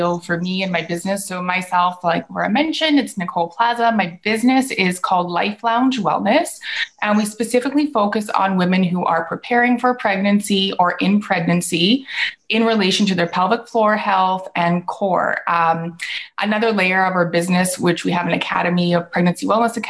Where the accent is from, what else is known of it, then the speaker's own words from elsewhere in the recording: Vancouver, British Columbia, Canada; I'm from Canada, in Vancouver